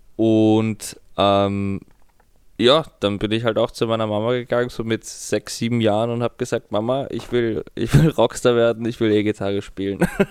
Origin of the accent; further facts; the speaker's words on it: Vienna, Austria; in Wien